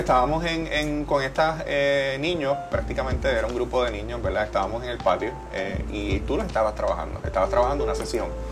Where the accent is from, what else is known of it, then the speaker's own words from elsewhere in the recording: Puerto Rico; nosotros como puertorriqueños